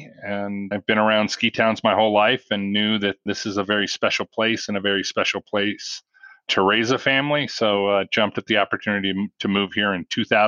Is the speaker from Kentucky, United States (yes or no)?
no; Colorado, United States; also born or lived in Chicago, Illinois / Mammoth Lakes, California; Actually, I was born in Chicago, and my family moved to Colorado when I was less than two.